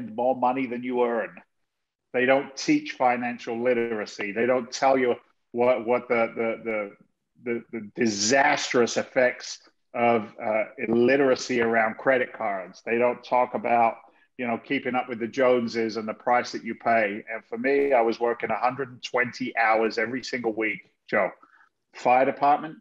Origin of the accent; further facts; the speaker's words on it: South of England, United Kingdom; moved away as an adult; also born or lived in London / Boston area, Massachusetts, United States; now in Massachusetts, United States; I was born in London. I was raised in the south of England in an incredibly blue-collar family.